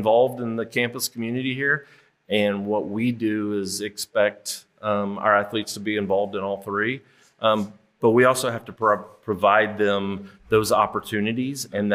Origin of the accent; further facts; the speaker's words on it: Kansas City, United States; moved away as an adult; now in Memphis, United States; I grew up in Kansas City